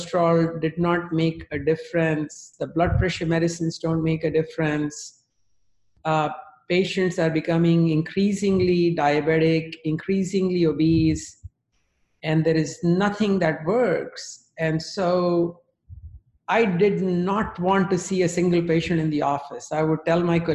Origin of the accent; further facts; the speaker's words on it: India; moved away; I grew up in India